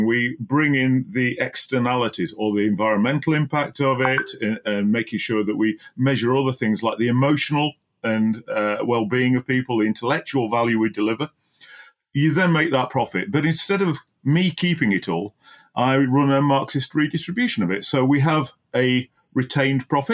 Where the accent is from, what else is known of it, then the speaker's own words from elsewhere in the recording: Barnsley, Yorkshire and the Humber, United Kingdom; moved away as an adult; also born or lived in Oxfordshire; I grew up in Barnsley and went to Mapwall Junior School and Darton High School